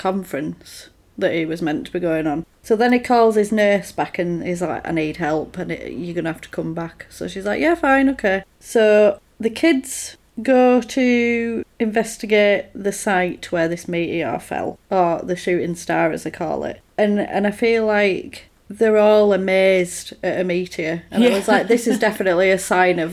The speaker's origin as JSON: {"language": "English", "country": "United Kingdom", "said": "we are British"}